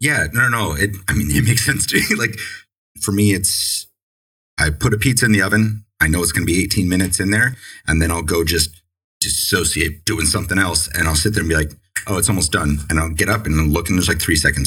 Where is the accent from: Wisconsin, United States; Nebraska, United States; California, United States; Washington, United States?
California, United States; San Diego; now in Maine, United States; when I was you know growing up in San Diego